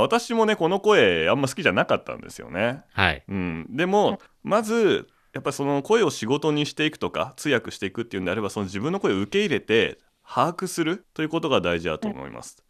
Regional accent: Japan; now in Beijing, China

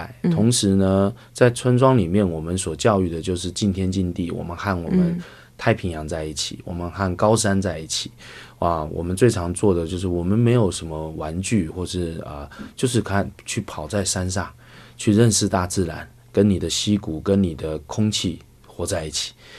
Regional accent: Hualien County, Taiwan; 我是来自台湾花莲的阿美人，

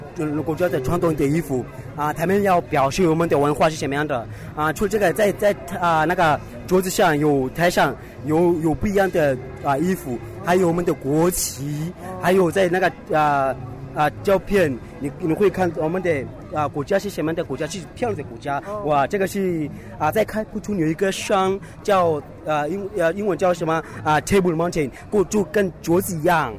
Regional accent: South Africa; Chinese is a second language; moved away as an adult; now in Beijing, China; 我来自南非

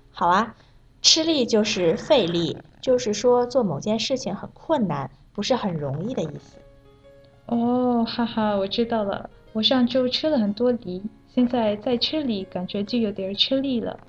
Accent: Malaysia; Chinese is a second language; now in Beijing, China; 我是来自马来西亚的

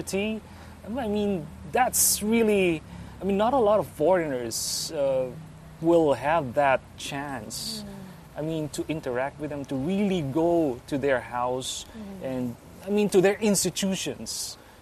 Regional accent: Philippines; I'm Filipino

